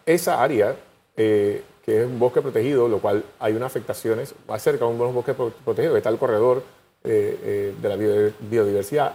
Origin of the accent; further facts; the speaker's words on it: Panama; como panameño